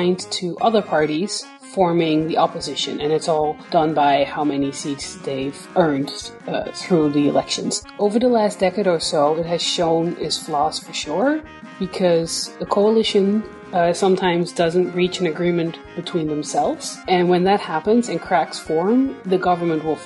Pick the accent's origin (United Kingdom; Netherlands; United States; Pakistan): Netherlands; I'm from the Netherlands